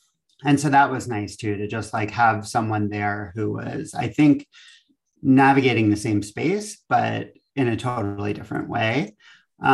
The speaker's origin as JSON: {"language": "English", "region": "East Coast", "country": "United States", "lives_now": "Valencia, United States", "said": "I'm from the East Coast, and it was always an institution I was aware of."}